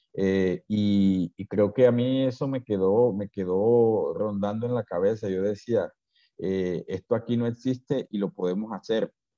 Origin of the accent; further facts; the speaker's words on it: Riohacha, La Guajira, Colombia; also born or lived in Bogotá / Manaure / Bilbao; yo me quiero ir de este pueblo, yo en ese entonces no valoraba lo que era este terruño